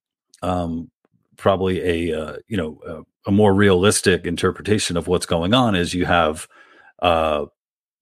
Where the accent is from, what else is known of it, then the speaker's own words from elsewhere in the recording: New York, United States; when I was growing up in New York